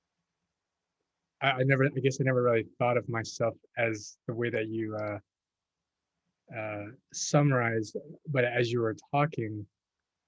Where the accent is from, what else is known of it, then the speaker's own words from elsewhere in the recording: Texas, United States; moved away as an adult; also born or lived in New York; I grew up in Texas